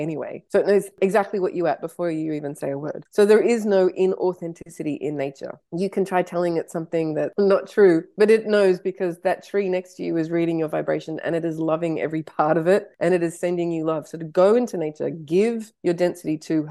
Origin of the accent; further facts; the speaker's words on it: Canada; I was born in Canada